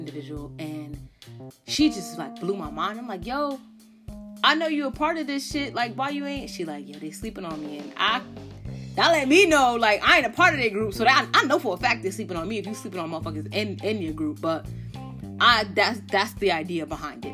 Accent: Connecticut, United States; I'm from Connecticut

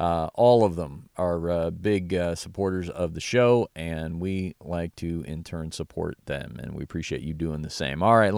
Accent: Dallas, Texas, United States; I attended in my hometown of Dallas, Texas

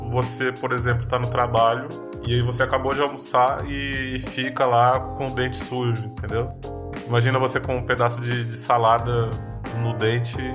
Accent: Brazil

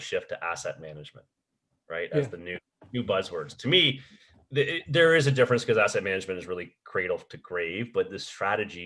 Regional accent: just outside of Detroit, on the Canadian side, Ontario, Canada; I grew up just outside of Detroit, so- on the Canadian side

